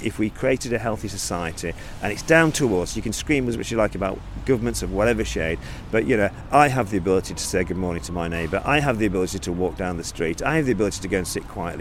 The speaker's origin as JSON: {"language": "English", "town": "Lancaster", "region": "North West England", "country": "United Kingdom", "said": "I'm based in Lancaster. I'm from Lancaster"}